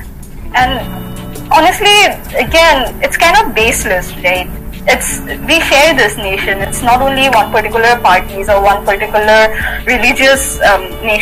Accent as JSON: {"language": "English", "region": "Assam", "country": "India", "said": "I am from Assam. Assam is in the northeast of India."}